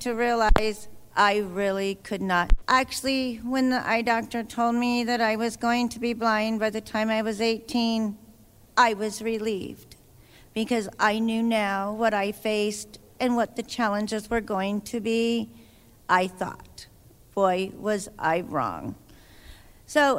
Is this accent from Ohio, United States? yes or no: no; Idaho, United States; I'm from Idaho